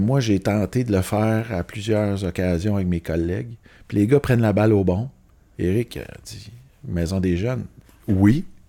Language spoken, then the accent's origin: French; Laval, Quebec, Canada; je viens de Laval, euh, je viens d'une famille sans problème nécessairement